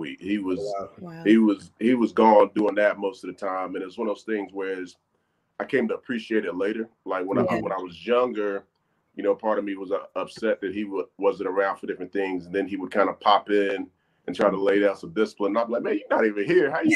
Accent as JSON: {"language": "English", "town": "Charlotte", "region": "North Carolina", "country": "United States", "tie": "born or raised there", "said": "I'm 100% born and raised"}